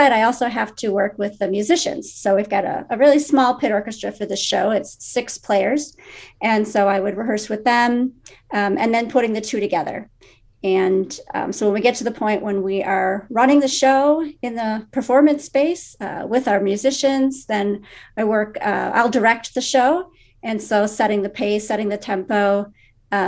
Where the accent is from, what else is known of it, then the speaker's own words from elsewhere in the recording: Buffalo Grove, Illinois, United States; I grew up in Buffalo Grove and I still live there.